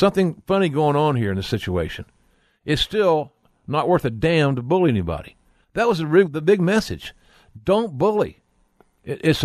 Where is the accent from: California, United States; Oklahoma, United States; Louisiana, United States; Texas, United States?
Oklahoma, United States; from the rolling hills of my home state of Oklahoma